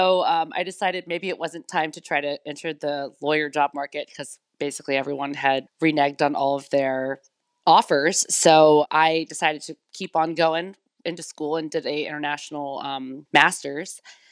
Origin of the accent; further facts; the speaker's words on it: United States; Because I'm from the United States, it's easy for me to go almost anywhere in the world if I want to do a story.